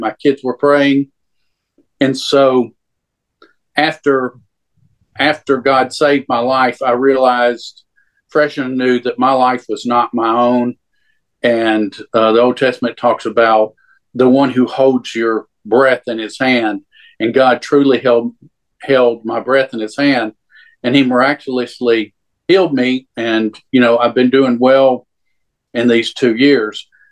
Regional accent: Louisiana, United States; I grew up in Louisiana

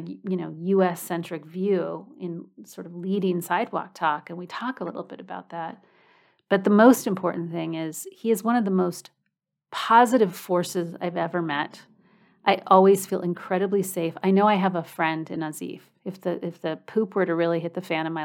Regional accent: United States; moved away as an adult; now in Europe; I'm from the United States

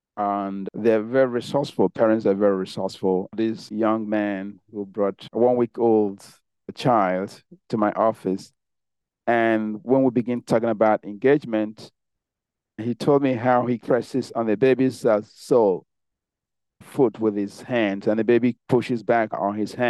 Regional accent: Nigeria; moved away; I grew up in Nigeria.

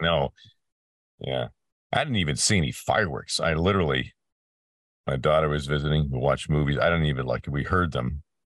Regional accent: Peterborough, Ontario, Canada; my hometown in Canada, uh, place called Peterborough, uh, in Ontario

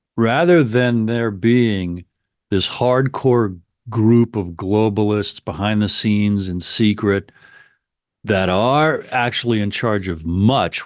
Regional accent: United States; I'm an American

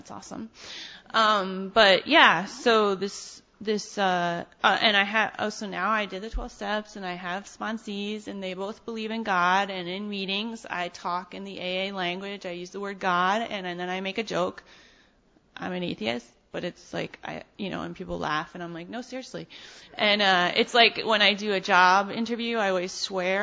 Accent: New York City, New York, United States; also born or lived in Ann Arbor, Michigan; I'm from Brooklyn

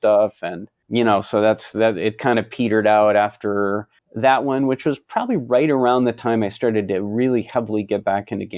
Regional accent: Minneapolis, Minnesota, United States; moved back to my hometown, Minneapolis

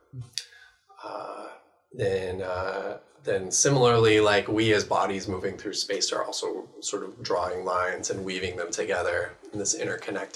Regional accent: Bellevue, Washington, United States; now in Seattle, United States; I was born and raised here in Bellevue. I live in Seattle.

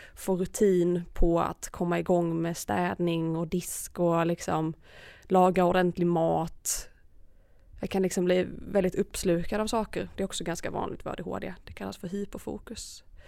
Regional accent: Malmö, Skåne, Sweden; moved away as an adult; also born or lived in Örebro; jag flyttade ju hemifrån också då när jag påbörjade min utbildning eftersom jag flyttade från Malmö till Örebro

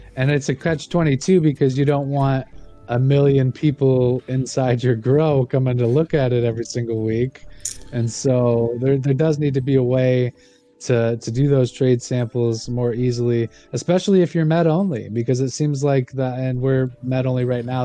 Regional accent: Ionia, Michigan, United States; my hometown, uh, Ionia and Easton Township.

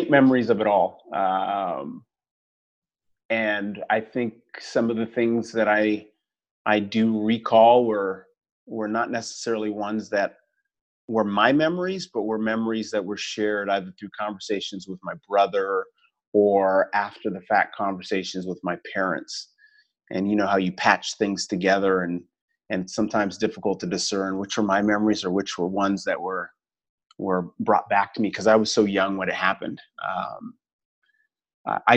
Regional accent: Toronto, Ontario, Canada; moved away as an adult; also born or lived in Bahamas / Washington, District of Columbia, United States / Asia; now in Cayman Islands; moved back to Canada and loved my years growing up in Toronto

